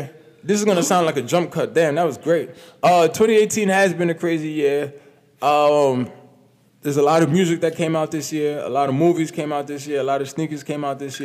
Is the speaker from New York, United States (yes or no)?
yes; New York, United States; I'm from New York